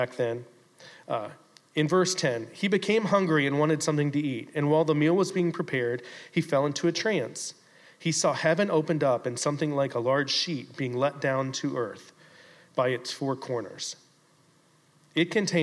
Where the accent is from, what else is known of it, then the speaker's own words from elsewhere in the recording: Fort Lauderdale, Florida, United States; also born or lived in Sanibel, Florida; I grew up here in Fort Lauderdale. I moved over to Sanibel when I was 10